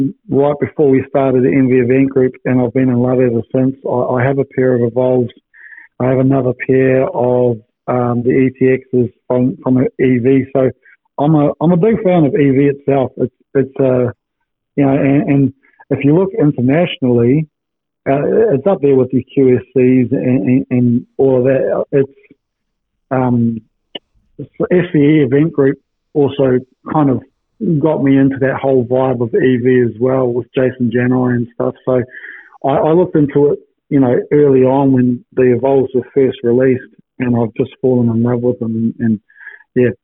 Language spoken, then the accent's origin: English; New Zealand; now in Perth, Australia; I'm a Kiwi boy